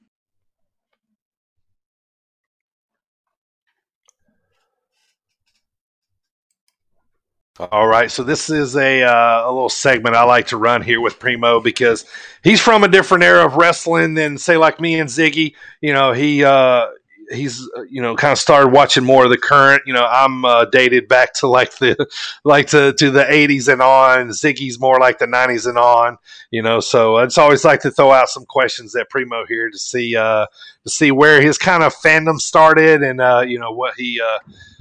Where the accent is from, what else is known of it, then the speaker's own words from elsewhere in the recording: Charlotte, North Carolina, United States; moved away; back close to my hometown in Charlotte, North Carolina